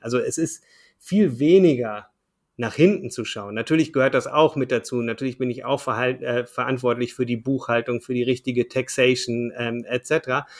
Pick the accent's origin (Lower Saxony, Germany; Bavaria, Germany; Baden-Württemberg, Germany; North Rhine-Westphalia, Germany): North Rhine-Westphalia, Germany; Ruhr area; also born or lived in Düsseldorf; Ich komme ursprünglich aus dem Ruhrgebiet, äh, bin dort äh, geboren, aufgewachsen